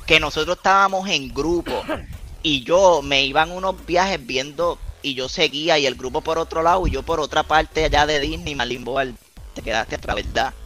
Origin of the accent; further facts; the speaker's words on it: Puerto Rico; nosotros somos de acá de Puerto Rico